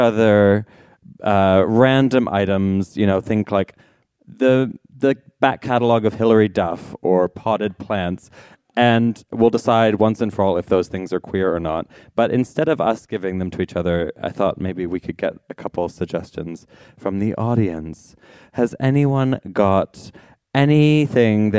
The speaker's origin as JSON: {"language": "English", "country": "Canada", "said": "I'm Canadian"}